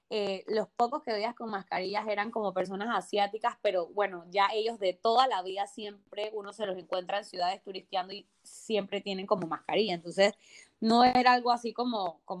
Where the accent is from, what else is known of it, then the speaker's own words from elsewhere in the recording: Barcelona, Catalonia, Spain; yo conozco Madrid también y definitivamente yo soy una, persona de Barcelona, o sea, 100%.